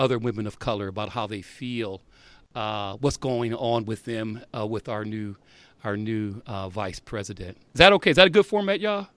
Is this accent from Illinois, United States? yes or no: no; South Bend, Indiana, United States; I grew up in Indiana